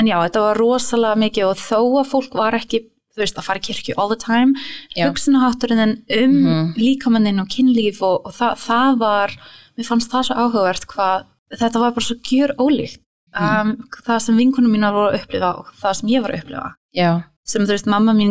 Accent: New York, United States; Svo þú veist, ég ólst upp um mitt

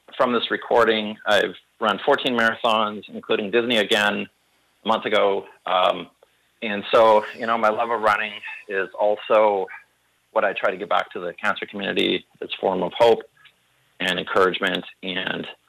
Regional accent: Canada; as a Canadian

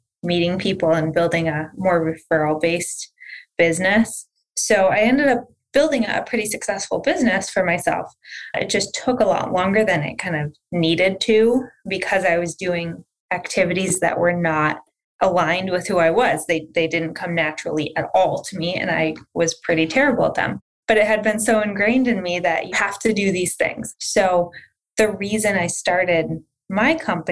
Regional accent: outside Detroit, Michigan, United States; now in Massachusetts, United States; Born and raised outside Detroit, Michigan

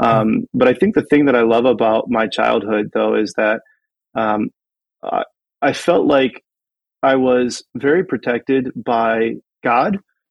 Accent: Canton, Ohio, United States; So I grew up in Canton, Ohio, or as we would say when I grew up there, Canton, Ohio, right?

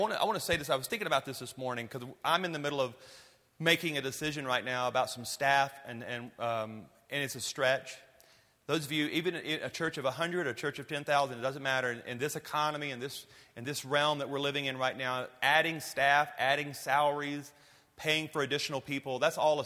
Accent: Louisiana, United States; I'm from Louisiana

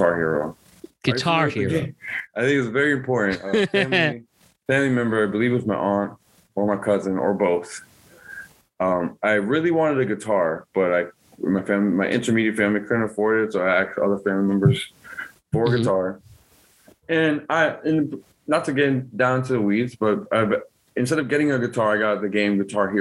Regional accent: New York City, New York, United States; moved away; I love that I come from the Bronx

